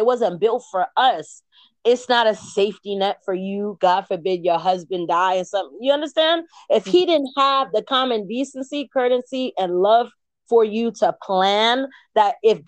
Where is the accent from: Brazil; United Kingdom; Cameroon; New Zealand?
Cameroon; In my culture, I'm from Cameroon.